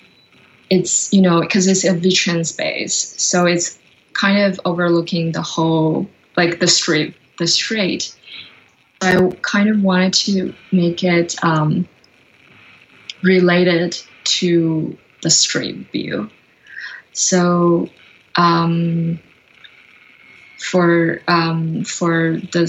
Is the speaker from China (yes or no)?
yes; China; now in Canada; I'm originally from China, and I grew up by the ocean.